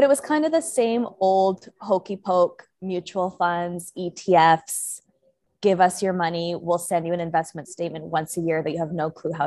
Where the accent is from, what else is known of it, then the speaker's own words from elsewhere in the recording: Vancouver, British Columbia, Canada; moved away; I'm originally Canadian, from Vancouver, Canada